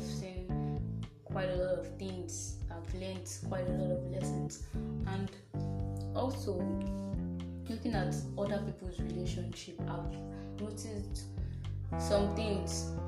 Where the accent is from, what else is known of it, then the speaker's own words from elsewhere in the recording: Nigeria; I'm a Nigerian, just 20 years old.